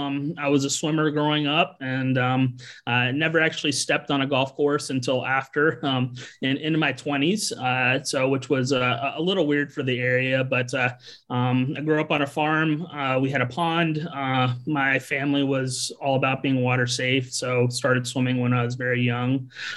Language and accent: English; Southern Pines, North Carolina, United States; also born or lived in Charlottesville, Virginia; I grew up in North Carolina, and Pinehurst, North Carolina, Southern Pines, North Carolina.